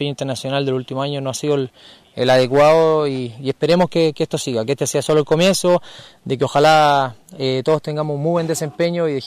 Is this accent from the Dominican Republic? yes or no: no; Chile; como, chileno